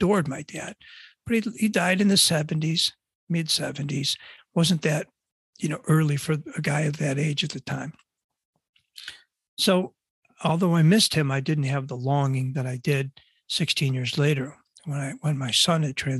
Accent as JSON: {"language": "English", "town": "Buffalo", "region": "New York", "country": "United States", "tie": "born or raised there", "moved": "yes", "lives_now": "North Shore of Chicago, United States", "said": "I grew up in Buffalo, New York, and a big Buffalo Bills fan"}